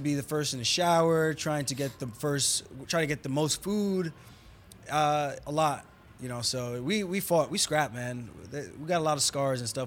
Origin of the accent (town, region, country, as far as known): New York, United States; moved away as an adult; now in Las Vegas, United States